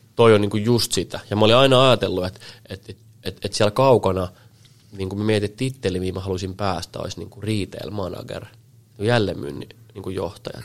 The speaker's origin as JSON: {"language": "Finnish", "town": "Helsinki", "region": "Uusimaa", "country": "Finland", "tie": "born or raised there", "also_born_or_lived": "Salo / Piikkiö", "said": "mä oon niin kuin Helsingissä kasvanut oikeastaan sit koko, koko niin kuin nuoruuden"}